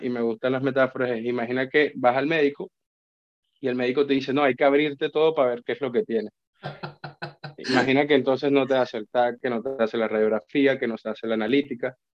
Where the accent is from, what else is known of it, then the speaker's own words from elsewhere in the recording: Colombia; moved away as an adult; now in Spain; yo vengo de Colombia